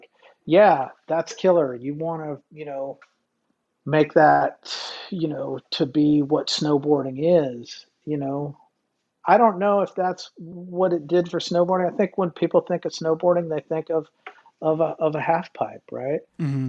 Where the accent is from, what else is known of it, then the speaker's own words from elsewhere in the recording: Alaska, United States; growing up in Alaska